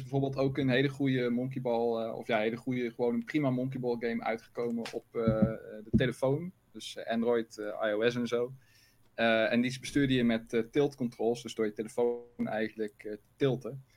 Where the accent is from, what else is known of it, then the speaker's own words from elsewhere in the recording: North Brabant, Netherlands; accent: Brabants; Maar wel zwoele Brabantse stemmen.